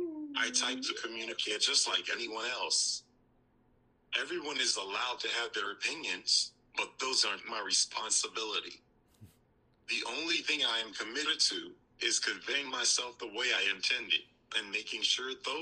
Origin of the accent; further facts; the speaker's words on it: Louisville, Kentucky, United States; the small community we had in my hometown in Louisville, Kentucky